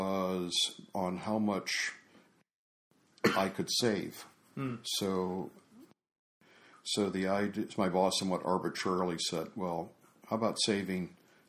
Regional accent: South Carolina, United States; South Carolina.

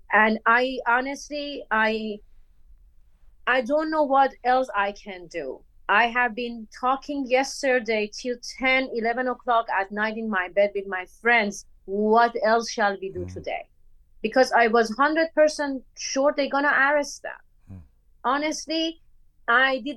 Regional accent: Bandar Mahshahr, Khuzestan, Iran; English is a second language; moved away as an adult; also born or lived in India / Kuala Lumpur, Malaysia; now in Los Angeles, United States; I am born and brought up in Bandar Mashhad, Khuzestan. I am Bandari.

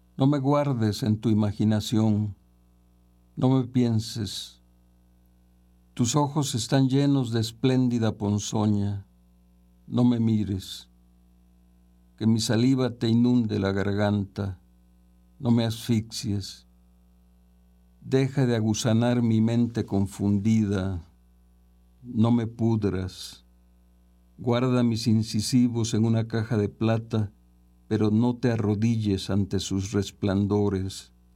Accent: San Andrés Tuxtla, Veracruz, Mexico; nací en San Andrés Tuxtla, en el estado de Veracruz, en 1946

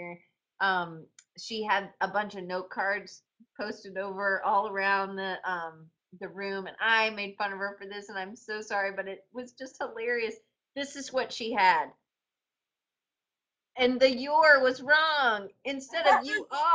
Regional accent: the South, United States; also born or lived in Colorado; I'm from the South

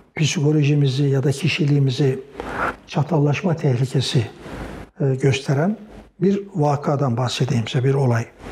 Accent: Çorum, Çorum Province, Turkey; also born or lived in Erzurum (paternal family); now in Bursa, Turkey; ben bin dokuz yüz otuz dört yılında Çorum'da dünyaya geldim.

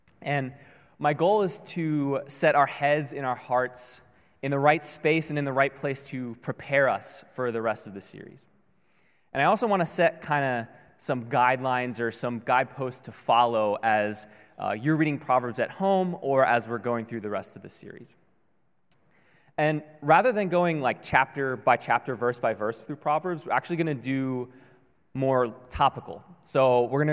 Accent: Baltimore, Maryland, United States; moved away as an adult; now in Honolulu, United States; we're originally from Maryland, from the Baltimore area, all the way on the East Coast.

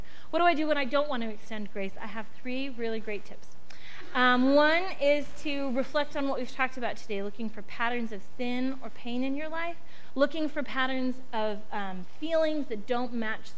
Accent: United States; as an American adult

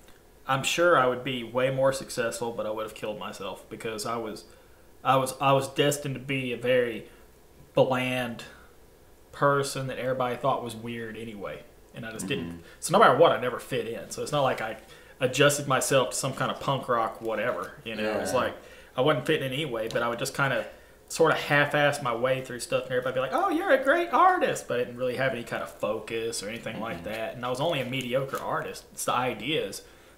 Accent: Oxford, South East England, United Kingdom; Because we're from Oxford

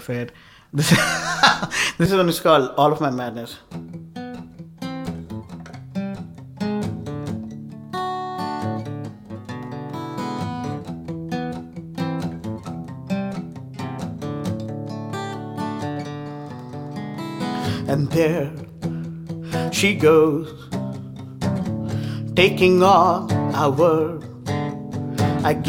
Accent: India; now in Nashville, United States; back in India

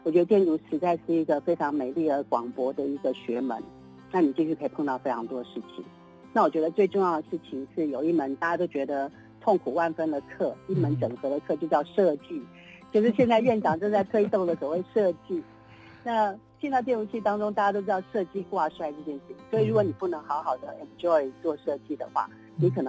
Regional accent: Taipei, Taiwan; 台北人，对，oh, okay. 嗯、我我出生在这种公务人员家庭里面呢

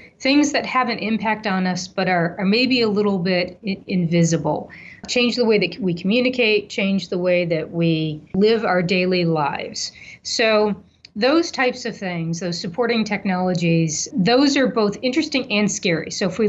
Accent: Ohio, United States; now in Iowa, United States; You know, I am a transplant from Ohio just 6 months ago, so I don't really have a dog in this fight.

